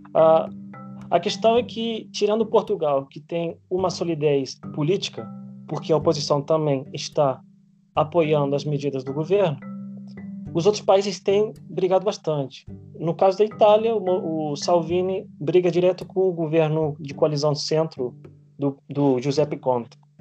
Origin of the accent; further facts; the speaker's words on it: Spain; moved away; eu, como sou espanhol